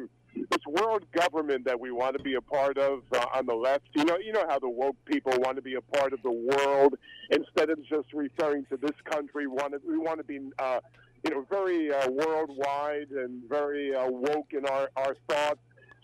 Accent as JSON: {"language": "English", "town": "Paterson", "region": "New Jersey", "country": "United States", "tie": "born there", "said": "I was born in Paterson, New Jersey, right in the ghetto."}